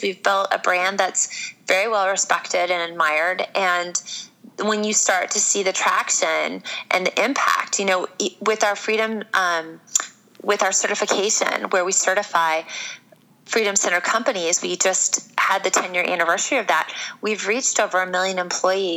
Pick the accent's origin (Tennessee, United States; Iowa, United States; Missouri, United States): Iowa, United States; a blonde chick born and raised in Iowa